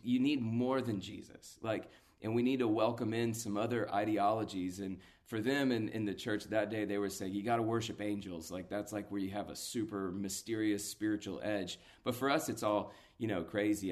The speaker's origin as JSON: {"language": "English", "town": "Atlanta", "region": "Georgia", "country": "United States", "tie": "born or raised there", "said": "a local church, uh, built from the D N A of the Passion Movement in my hometown"}